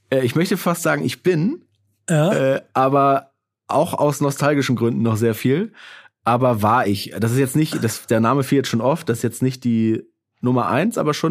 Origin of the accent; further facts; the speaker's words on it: Baltic coast, Germany; Wo bist du denn groß geworden? Äh, an der Ostsee, in einem kleinen Dorf an der Ostsee.